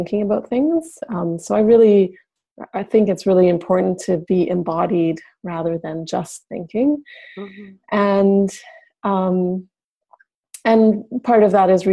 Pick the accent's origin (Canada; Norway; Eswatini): Canada; Yukon; I'm actually from Northern Canada in the Yukon Territory